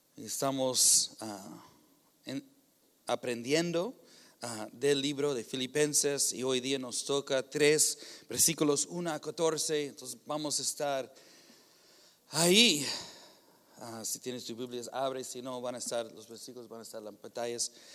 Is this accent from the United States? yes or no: yes; United States; Spanish is a second language; moved away; soy gringo